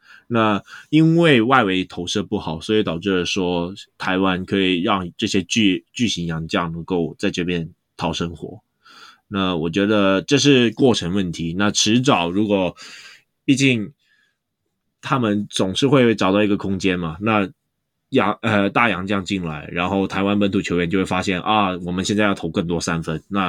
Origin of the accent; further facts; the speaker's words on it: Hong Kong; 虽然我们香港这边跟你们讲，感觉好像有点没有那么配